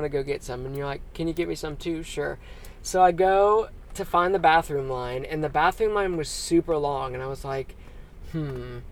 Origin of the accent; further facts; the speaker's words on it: Dayton, Ohio, United States; I'm from Dayton, Ohio.